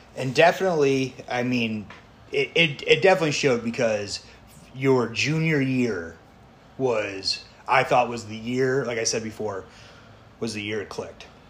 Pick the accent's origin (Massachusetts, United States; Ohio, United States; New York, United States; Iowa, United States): Iowa, United States; Dubuque County; I grew up in Dubuque County my entire life.